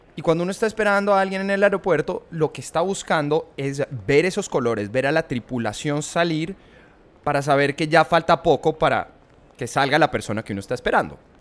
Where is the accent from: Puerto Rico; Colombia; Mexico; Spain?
Colombia; now in United States; para nosotros como colombianos